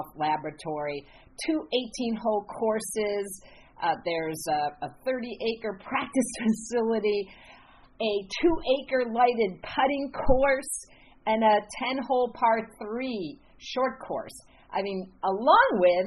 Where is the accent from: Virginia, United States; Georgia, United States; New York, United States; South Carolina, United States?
New York, United States; Rochester; my hometown of Rochester, New York